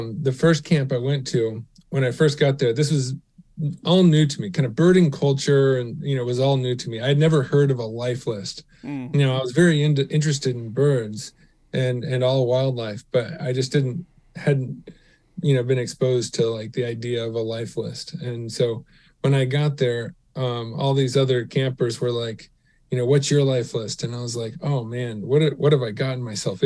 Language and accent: English; Houston, Texas, United States; growing up in Houston